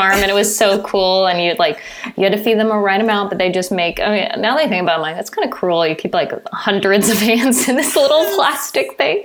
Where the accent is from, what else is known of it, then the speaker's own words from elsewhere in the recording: California, United States; also born or lived in Virginia / San Francisco Bay Area / San Luis Obispo; I spent my childhood nearby San Francisco, and my mom's from Southern California. So when I was entering middle school, we moved to Southern California